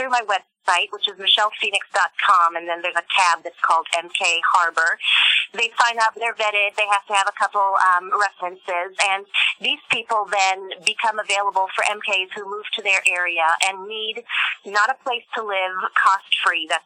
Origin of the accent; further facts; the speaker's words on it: France; also born or lived in Germany; after growing up in France, I actually lived in Germany and taught at Black Forest Academy for 20 years after that.